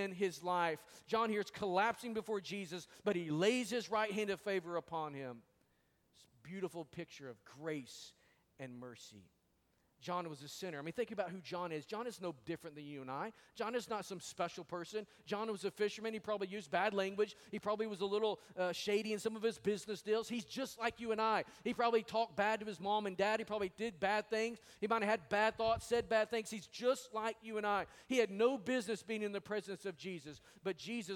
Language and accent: English; Arkansas, United States; moved away; I am from Arkansas. And we don't really speak very well over there sometimes.